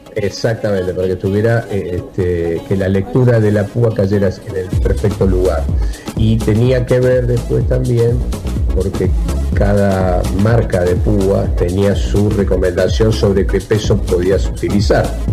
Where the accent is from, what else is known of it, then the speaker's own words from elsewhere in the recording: Argentina; somos los argentinos